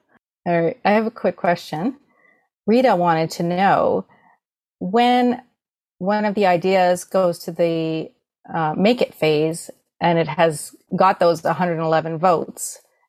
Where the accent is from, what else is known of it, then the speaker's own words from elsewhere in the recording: Canada; I'd call it poutine A, because we're Canadian.